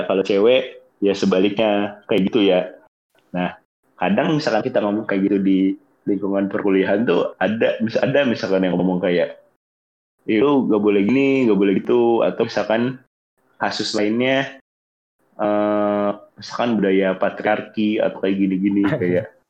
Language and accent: Indonesian; Bogor, West Java, Indonesia; gue nih orang Bogor tuh ngomongnya tuh gua lu cuman ada campuran Sunda-Sundanya gitu.